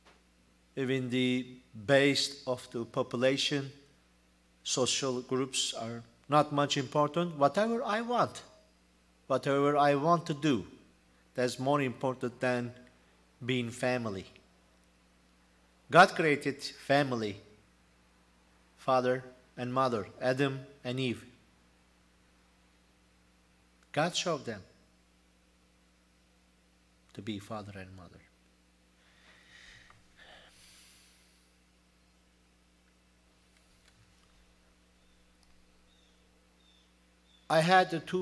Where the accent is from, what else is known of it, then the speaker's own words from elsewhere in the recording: Turkey; English is a second language; moved away as an adult; now in United States; I'm Turkish. And almost 1 year, I'm United States. And I am hoping to turn back to my country someday.